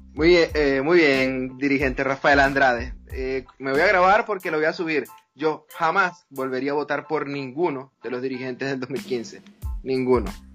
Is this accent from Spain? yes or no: no; Linares Alcántara, Aragua, Venezuela; moved away as an adult; yo nací y crecí en Linares Alcántara, parroquia Francisco de Miranda